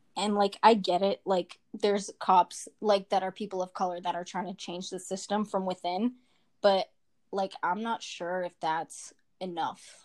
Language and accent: English; Quincy, Massachusetts, United States; I'm from Quincy and that's mostly Asian. My school's mostly Asian and I spent like my whole high school years